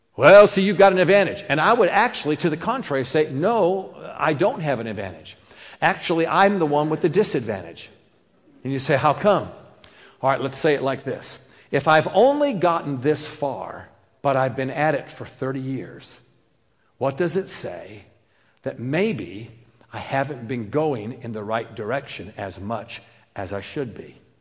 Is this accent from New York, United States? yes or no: yes; New York, United States; I'm, I'm New Yorker